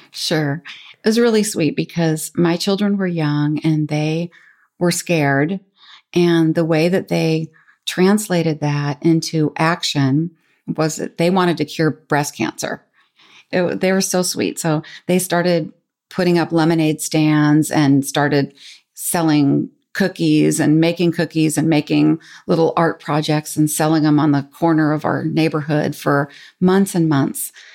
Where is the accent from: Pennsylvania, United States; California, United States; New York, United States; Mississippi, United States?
California, United States; San Francisco; I grew up in San Francisco